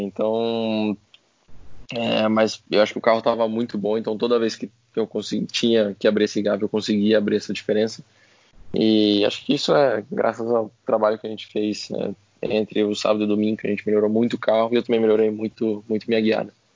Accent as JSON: {"language": "Portuguese", "country": "Brazil", "said": "como um bom brasileiro"}